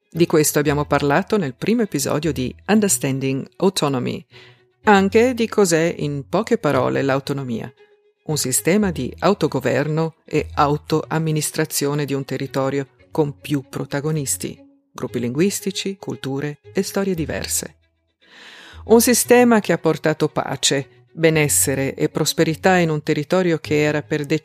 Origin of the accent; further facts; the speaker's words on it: Trentino-Alto Adige, Italy; das unsere Identität als Südtiroler innen auf jeden Fall geprägt hat